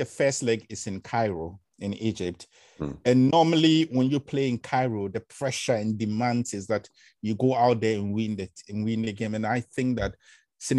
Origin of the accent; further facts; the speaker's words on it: Accra, Greater Accra, Ghana; when I was growing up in Accra, Ghana